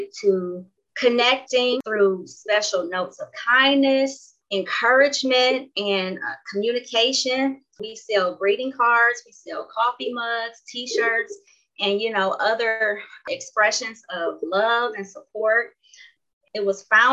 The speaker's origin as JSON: {"language": "English", "town": "Cleveland", "region": "Ohio", "country": "United States", "tie": "born or raised there", "moved": "as an adult", "lives_now": "Arizona, United States", "said": "I was born and raised in Cleveland, Ohio"}